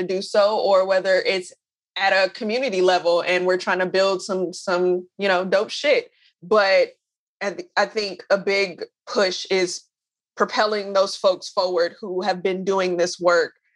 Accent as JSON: {"language": "English", "town": "Oakland", "region": "California", "country": "United States", "said": "I'm from Oakland"}